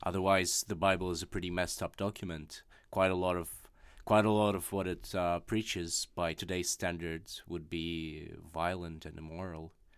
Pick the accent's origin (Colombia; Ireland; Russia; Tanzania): Russia; first language Russian; English is a second language; moved away; my native language of Russian